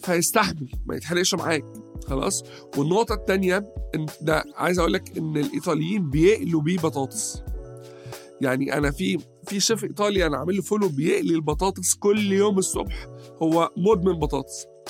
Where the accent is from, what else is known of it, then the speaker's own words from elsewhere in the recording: Egypt; عندنا في مصر